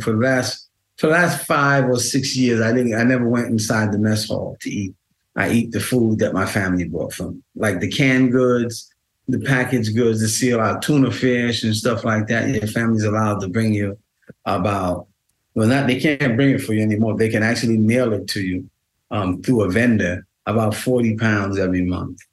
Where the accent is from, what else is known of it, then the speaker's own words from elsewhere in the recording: New York City, New York, United States; I grew up in Queens, my um, and Manhattan